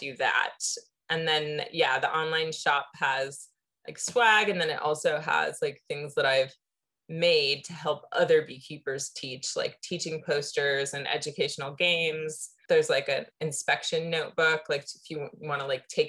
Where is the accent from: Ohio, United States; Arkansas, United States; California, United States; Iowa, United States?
California, United States; San Diego; when I moved back to my hometown of San Diego